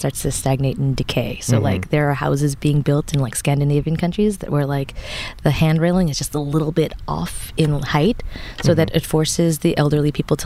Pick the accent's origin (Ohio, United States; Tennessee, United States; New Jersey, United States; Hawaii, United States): New Jersey, United States; moved away as an adult; also born or lived in Japan; I grew up in New Jersey